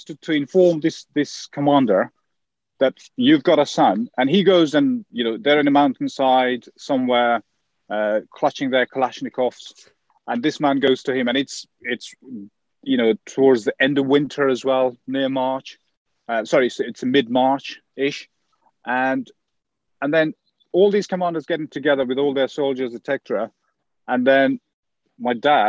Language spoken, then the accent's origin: English; Afghanistan; moved away; I come from the Hazara ethnic group